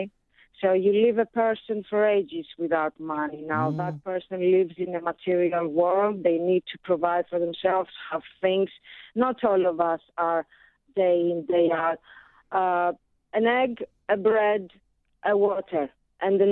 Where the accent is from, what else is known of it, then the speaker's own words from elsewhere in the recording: Athens, Attica, Greece; now in United Kingdom; Born and raised in Athens.